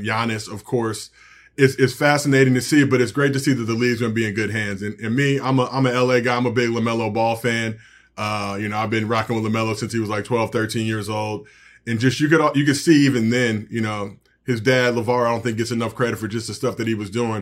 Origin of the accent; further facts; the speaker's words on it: United States; as American hoopers